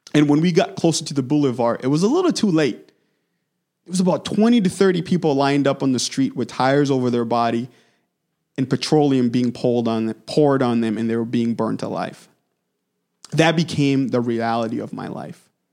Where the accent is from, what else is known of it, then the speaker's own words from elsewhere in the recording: DR Congo; moved away; I was born and raised in the Democratic Republic of Congo, heart of Africa